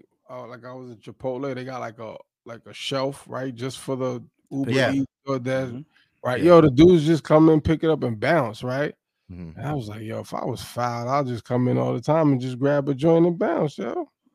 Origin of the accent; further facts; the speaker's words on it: New York, United States; I'm from Brooklyn.